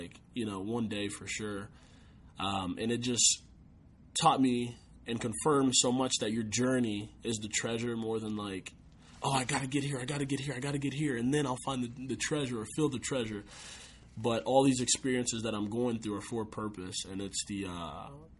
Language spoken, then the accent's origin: English; Austin, Texas, United States; also born or lived in San Antonio, Texas; it's in my hometown